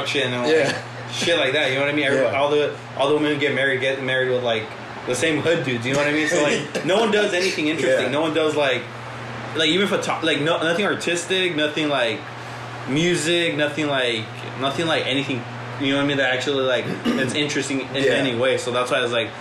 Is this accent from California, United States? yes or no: yes; Los Angeles, California, United States; growing up in South Central